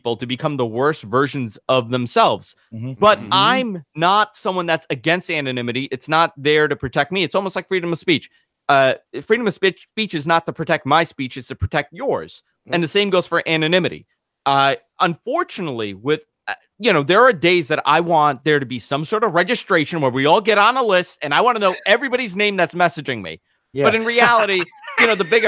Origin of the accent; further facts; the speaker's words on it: New York, United States; I grew up in New York